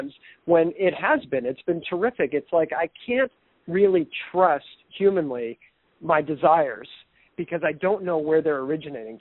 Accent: East Coast, United States; I'm from the East Coast

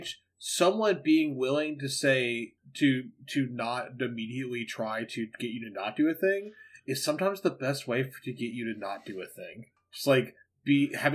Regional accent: Mississippi, United States; my home state of Mississippi

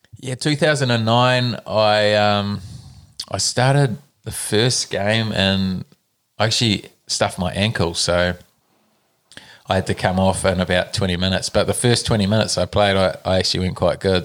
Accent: Nelson, New Zealand; also born or lived in Auckland; I was born in Auckland, grew up in Nelson.

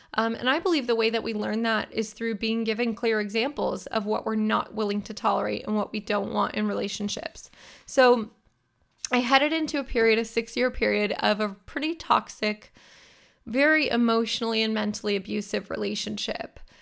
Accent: near Sacramento, Northern California, United States; I'm a California girl born and raised. I grew up in Northern California near Sacramento, which is the state capital.

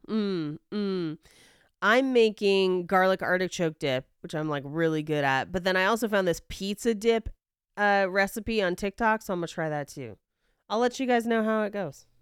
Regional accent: the Bay Area, California, United States; I'm from the Bay

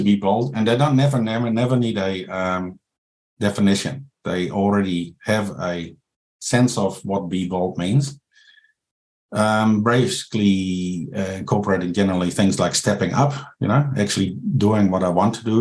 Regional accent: Netherlands; moved away as an adult; now in New Zealand; I'm from the Netherlands

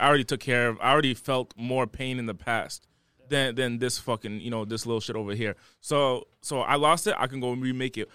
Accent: Rhode Island, United States; moved away; also born or lived in Los Angeles; I was raised o-, over there.

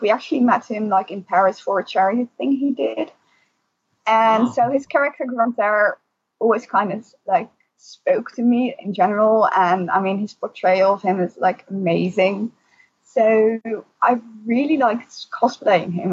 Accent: Netherlands; also born or lived in Alphen aan den Rijn; from the Netherlands

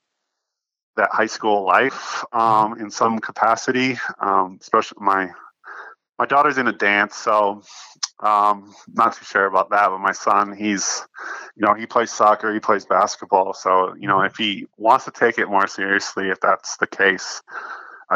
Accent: United States; moved away as an adult; now in Perth, Australia; growing up in the States

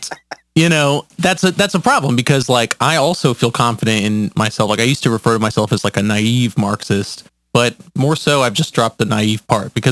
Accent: Atlanta, Georgia, United States; I'm 27 years old from Atlanta, Georgia.

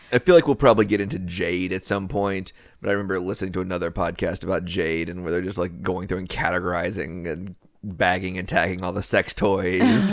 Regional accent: the South, United States; we are from the South

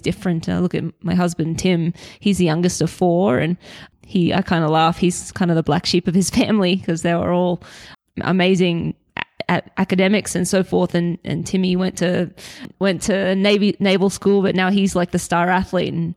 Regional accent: Brisbane, Queensland, Australia; moved away as an adult; now in Colorado, United States; I'm Australian, born in Brisbane, Queensland, and grew up there

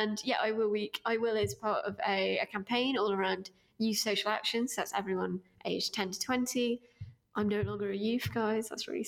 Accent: East Midlands, United Kingdom; I grew up in my teenage years in Derbyshire. In sort of a rural-ish town up north, although I don't think you'd guess it from my accent anymore.

